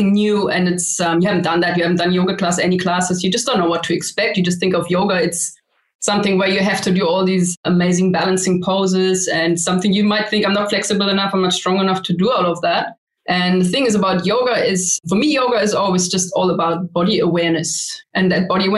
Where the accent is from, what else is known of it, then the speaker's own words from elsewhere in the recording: Germany; moved away as an adult; also born or lived in Vienna, Austria; now in Australia; But before I came to Australia, I grew up in Germany